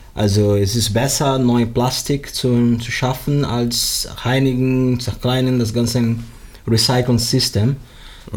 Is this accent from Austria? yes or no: no; Rio de Janeiro, Brazil; German is a second language; moved away as an adult; also born or lived in Vietnam; now in Bremen, Germany; ich wohne in Bremen seit 2003. Ursprünglich komme ich aus Brasilien, Rio de Janeiro